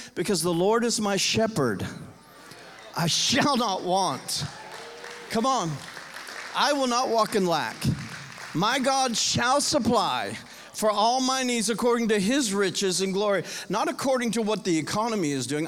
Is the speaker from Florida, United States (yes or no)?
yes; Homestead, Florida, United States; now in Nashville, United States; I grew up in Homestead, Florida